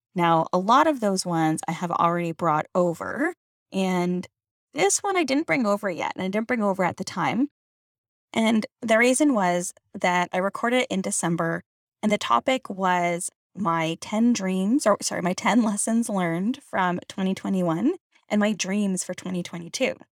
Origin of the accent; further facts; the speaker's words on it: Canada; I'm Canadian